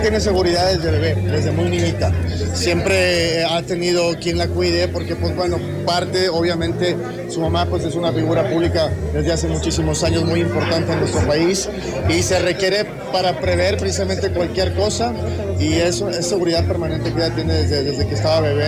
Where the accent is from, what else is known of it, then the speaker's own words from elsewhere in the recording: Monterrey, Nuevo León, Mexico; nosotros los regios